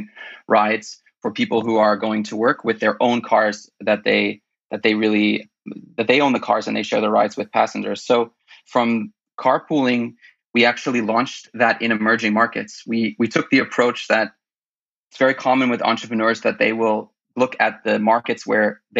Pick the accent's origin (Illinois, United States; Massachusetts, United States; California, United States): California, United States; moved away as an adult; also born or lived in El Salvador; I'm originally from California, where I went to university and studied finance and music